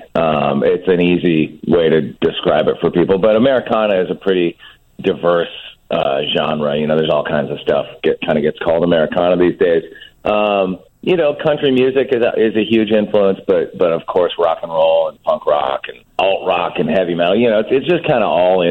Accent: Santa Barbara, California, United States; I grew up in California, in Santa Barbara in the 70s and the 80s

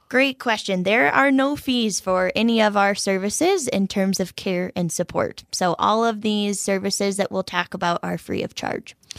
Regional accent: Colorado, United States; moved away; also born or lived in Minnesota; I am originally from Colorado and just as of last November had the opportunity to transfer back to Colorado, my home state

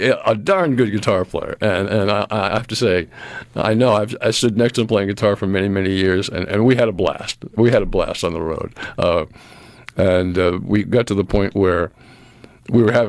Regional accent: Cape Cod, Massachusetts, United States; now in Mississippi, United States; I'm from Cape Cod

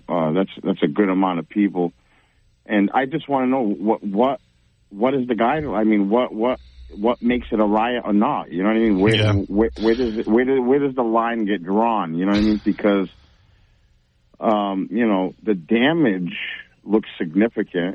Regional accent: New Bedford, Massachusetts, United States; I grew up in New Bedford, in the South

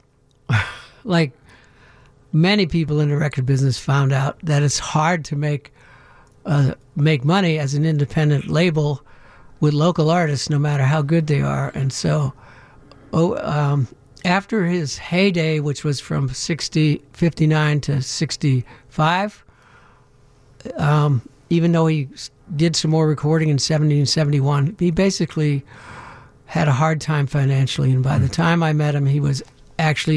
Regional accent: Pittsburgh, Pennsylvania, United States; moved away; I was from Pittsburgh

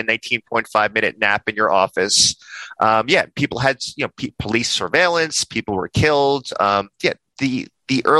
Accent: New York, United States; I'm a New Yorker.

